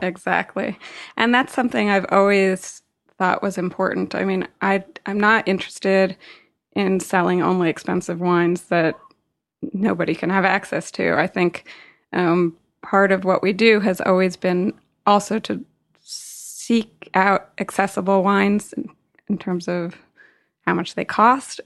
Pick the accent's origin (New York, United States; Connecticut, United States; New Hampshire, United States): New York, United States; New York City; I grew up in New York City